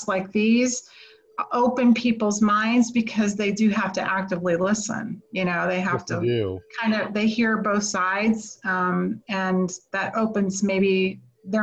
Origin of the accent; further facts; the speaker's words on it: United States; I as an American